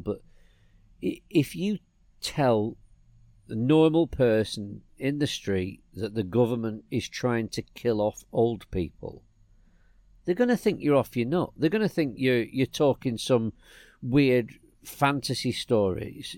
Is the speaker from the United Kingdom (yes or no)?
yes; England, United Kingdom; I was from England